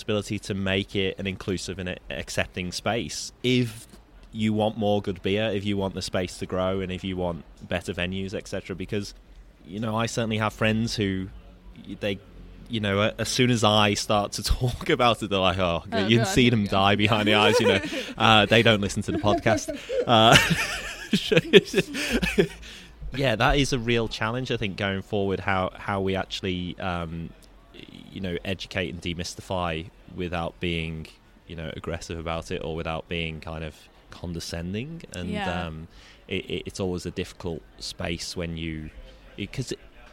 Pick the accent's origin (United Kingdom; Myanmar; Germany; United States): United Kingdom; the north of England; now in Australia; I'm from the north of England